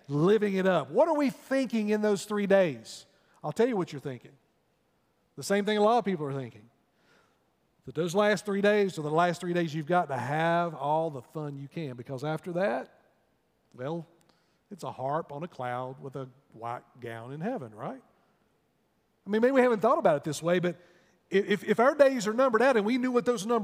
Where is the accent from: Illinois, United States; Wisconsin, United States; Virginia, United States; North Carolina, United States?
North Carolina, United States; North Wilkesboro; When you go up through my hometown, if you're making a trip up to the mountains, you'll pass through North Wilkesboro there on Highway 421.